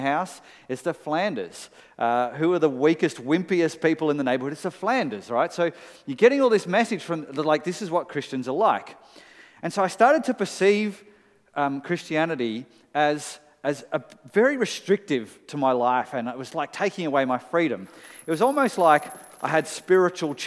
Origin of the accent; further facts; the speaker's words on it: Melbourne, Victoria, Australia; for 14-year-old me, growing up in Melbourne